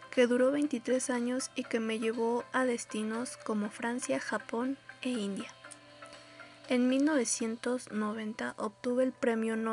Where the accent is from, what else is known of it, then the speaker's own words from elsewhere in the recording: Mexico City, Mexico; born there; Nací en la Ciudad de México.